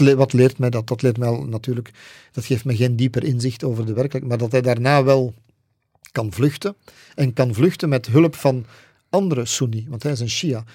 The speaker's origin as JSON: {"language": "Dutch", "region": "Flanders", "country": "Belgium", "said": "bij ons in Vlaanderen"}